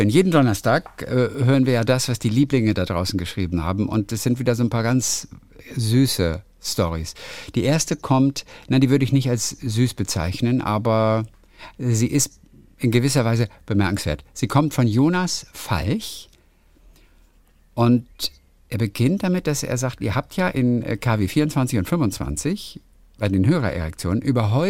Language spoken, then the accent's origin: German; Otterberg, Rhineland-Palatinate, Germany; ihre Ururgroßeltern kommen aus meiner Heimatstadt Otterberg in der Pfalz.